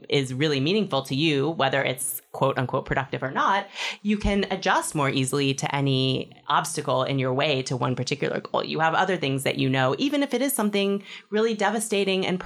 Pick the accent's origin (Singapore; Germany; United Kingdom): Singapore; also born or lived in Hong Kong; I'm from Singapore and Hong Kong.